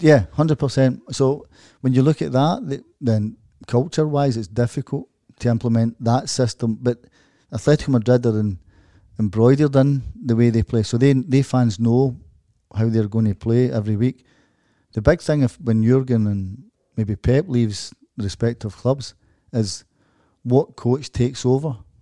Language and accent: English; Glasgow, Scotland, United Kingdom; moved away as an adult; also born or lived in Dortmund; as a Glaswegian person